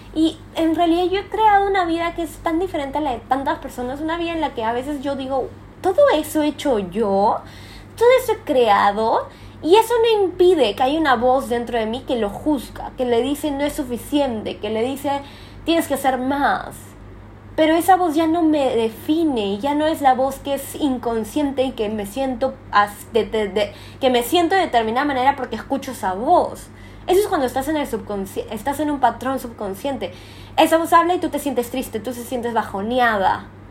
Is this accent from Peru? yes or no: yes; Peru; moved away as an adult; now in Thailand; como peruana